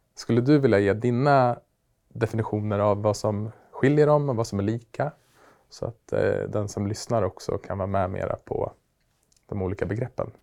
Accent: Västerås, Västmanland, Sweden; Västerås, min hemstad

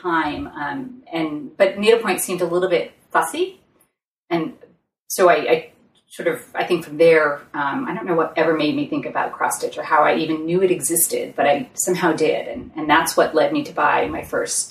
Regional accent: Massachusetts, United States; moved away; also born or lived in Seattle; I was moving back to my hometown.

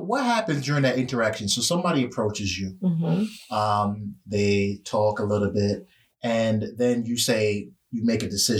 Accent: Jamaica; So I'm from JA

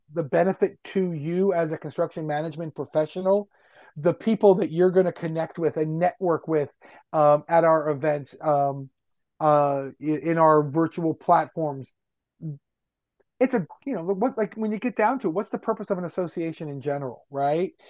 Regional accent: Westchester County, New York, United States; moved away as an adult; also born or lived in Yonkers, New York / Washington, D.C.; I grew up in Westchester County

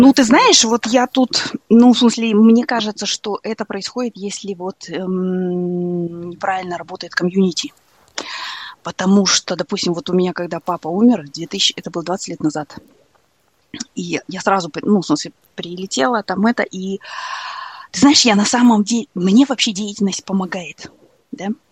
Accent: Kazakhstan; мы асфальтовые казахи

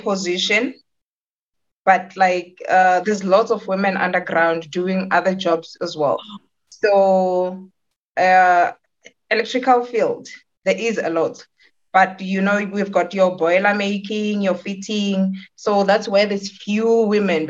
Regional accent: Bushbuckridge, Mpumalanga, South Africa; moved away as an adult; now in Witbank, South Africa; I'm born in Bushbuck Ridge, but born and raised in Bushbuck Ridge.

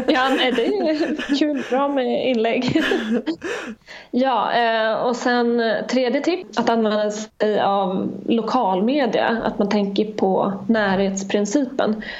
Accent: Gotland, Sweden; jag kommer från Gotland

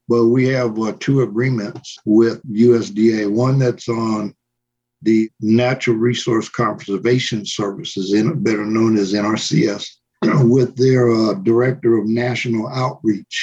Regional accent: Los Angeles, California, United States; now in New Mexico, United States; where I came from, which is a place called Boyle Heights

